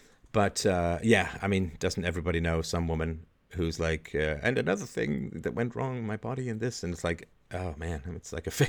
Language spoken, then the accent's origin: English; Canada; also born or lived in England; I grew up in Canada in particular, but to some degree in England, I grew up in a very low IQ environment